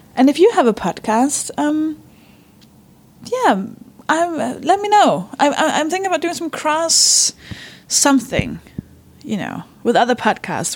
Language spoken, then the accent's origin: English; Denmark; English is a second language; moved away; I'm from Denmark, by the way. I don't speak English